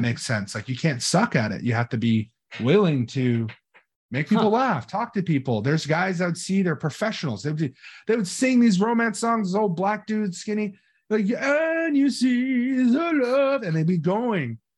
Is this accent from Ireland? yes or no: no; Los Angeles, California, United States; now in Florida, United States; I grew up in Hollywood, California